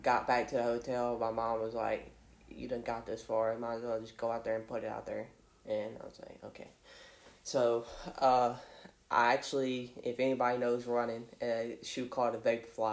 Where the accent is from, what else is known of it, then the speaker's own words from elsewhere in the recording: Chatham, Virginia, United States; I'm from Chatham, Virginia, and I went to school at Chatham High School